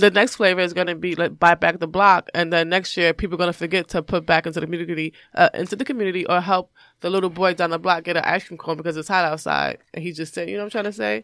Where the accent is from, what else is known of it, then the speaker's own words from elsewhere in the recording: New York, United States; I grew up in New York, I grew up in the hood